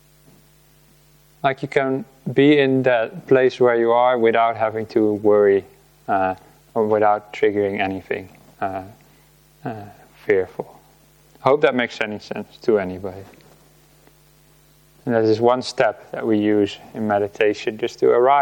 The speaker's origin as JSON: {"language": "English", "town": "Rotterdam", "region": "South Holland", "country": "Netherlands", "tie": "born or raised there", "also_born_or_lived": "Delft", "moved": "yes", "said": "I grew up in the Netherlands, and I lived in the city of Rotterdam most of my life"}